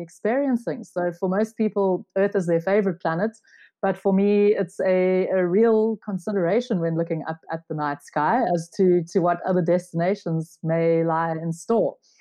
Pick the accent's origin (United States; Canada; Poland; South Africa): South Africa; I'm a South African.